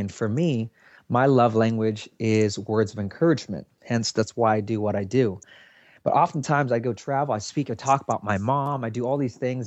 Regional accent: Seattle, Washington, United States; I'm from Seattle, Washington

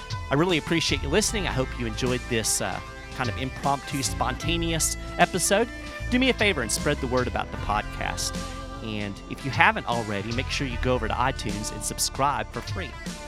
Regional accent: Kentucky, United States; my home state of Kentucky

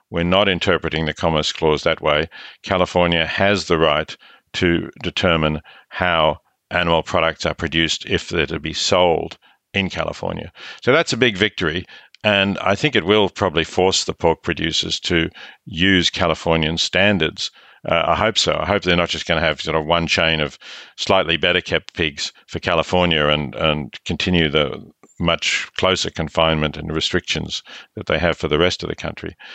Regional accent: Australia; accent: Australian; I'm Australian, as your listeners can hear

